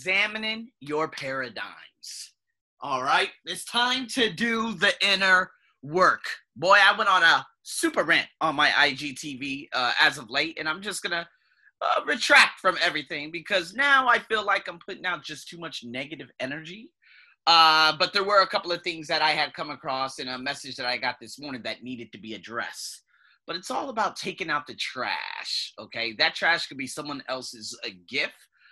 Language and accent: English; United States; also born or lived in Australia; me being from America